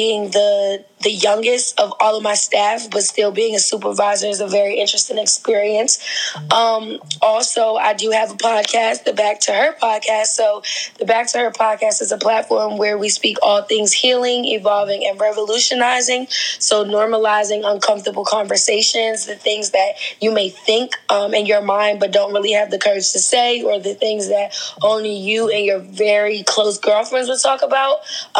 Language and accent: English; Queens, New York, United States; also born or lived in New Jersey; now in Baltimore, United States; I'm originally from Queens, New York. So I spent like half of my life in New York, half of my life in New Jersey. I came to Baltimore because I went to Morgan State University